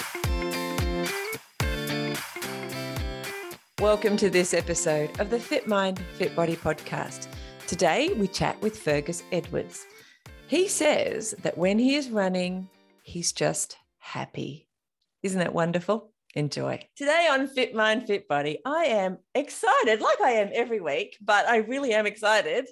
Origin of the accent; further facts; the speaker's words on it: King Island, Tasmania, Australia; I grew up on King Island